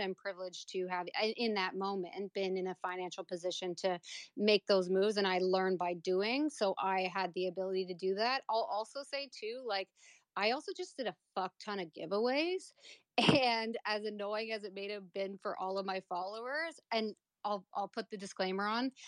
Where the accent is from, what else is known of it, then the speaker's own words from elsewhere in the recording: Canada; I was born and raised in Canada